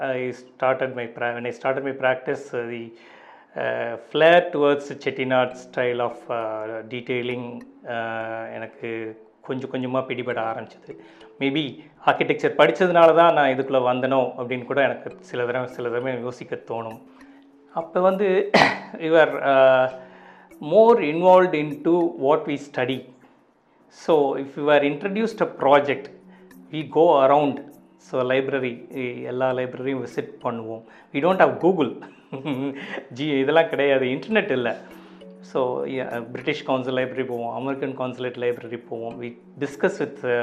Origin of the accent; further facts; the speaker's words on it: Pudukkottai, Tamil Nadu, India; also born or lived in Valayapatti; வளையப்பட்டின்னு என்னுடைய சொந்த ஊர் நாங்கள் இப்போ பிறந்தது புது இப்போ வளர்ந்ததெல்லாம் புதுக்கோட்டை